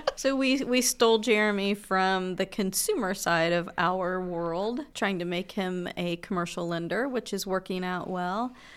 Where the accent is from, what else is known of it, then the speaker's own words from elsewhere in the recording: Muncie, Indiana, United States; I am a Munsonian. I, um, grew up in Muncie, uh, went to school in Indianapolis for my high school years, well, actually middle school years, and my dad was transferred back to Muncie.